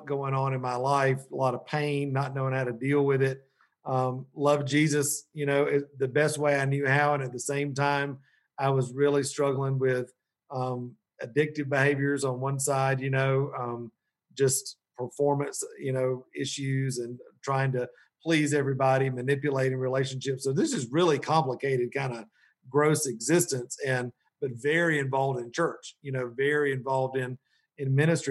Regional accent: Columbus, Georgia, United States; moved away as an adult; also born or lived in Metro Atlanta, Georgia; now in Asheville, United States; I'm from originally Middle Georgia, Columbus, Georgia. My family's been down there since the 1780s.

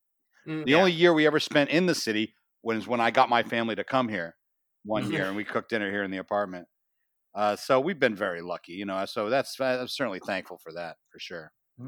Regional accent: Massachusetts, United States; moved away as an adult; now in New York City, United States; I'm from Massachusetts

